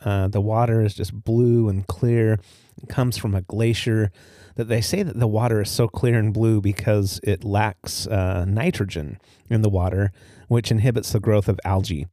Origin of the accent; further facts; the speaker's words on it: Utah, United States; moved away as an adult; also born or lived in Highland, Utah; now in Port Angeles, United States; growing up in Utah